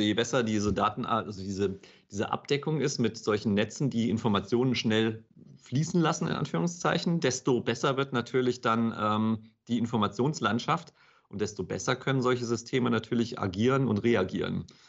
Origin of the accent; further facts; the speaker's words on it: Hesse, Germany; ich bin in, in Hessen aufgewachsen